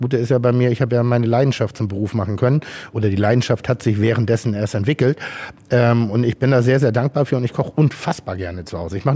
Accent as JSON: {"language": "German", "region": "Schleswig-Holstein", "country": "Germany", "tie": "born or raised there", "lives_now": "Hamburg, Germany", "said": "lebe ich in Hamburg und dadurch bin ich auch so ein bisschen ein Hamburger. Aber meine Heimat ist Schleswig-Holstein. Meine Urgroßeltern hatten eine Baumschule, also relativ ländlich bei Ellerbeck."}